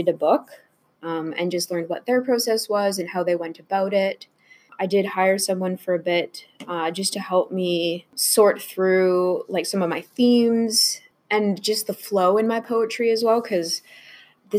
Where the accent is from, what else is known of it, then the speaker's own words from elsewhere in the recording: Canada; I am French Canadian, so I already feel living in an English society